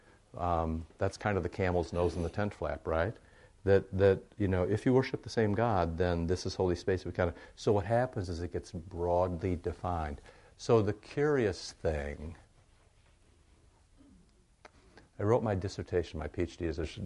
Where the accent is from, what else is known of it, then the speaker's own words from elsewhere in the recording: Cedar Rapids, Iowa, United States; moved away; I grew up in Cedar Rapids, Iowa